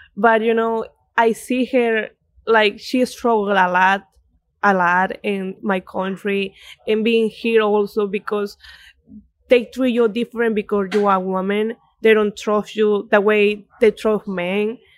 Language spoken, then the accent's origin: English; Coracora, Ayacucho, Peru; also born or lived in Lima, Peru; now in Connecticut, United States; I'm born in Lima, but I live all my life in, in Coracora